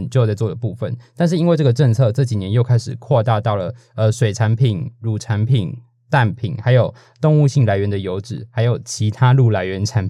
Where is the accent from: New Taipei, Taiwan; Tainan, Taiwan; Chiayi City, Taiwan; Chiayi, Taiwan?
New Taipei, Taiwan; 我是新北，那是边疆地带。